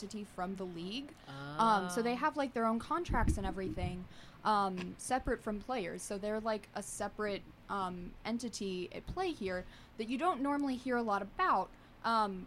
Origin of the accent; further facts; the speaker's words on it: Missouri, United States; I'm from Missouri